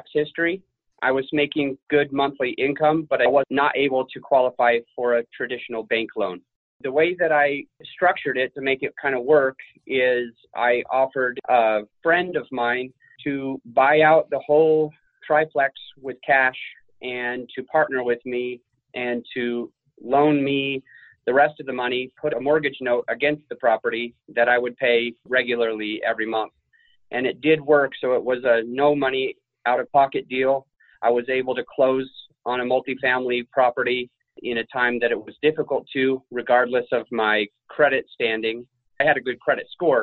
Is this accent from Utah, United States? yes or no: yes; Utah, United States; now in Denver, United States; I come from Utah